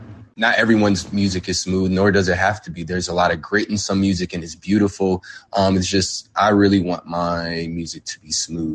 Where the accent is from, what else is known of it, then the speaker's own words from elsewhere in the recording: South Bend, Indiana, United States; now in Chicago, United States; I'm from Indiana, which is a small city, not too far from Chicago. But where I'm from is actually very different. South Bend, Indiana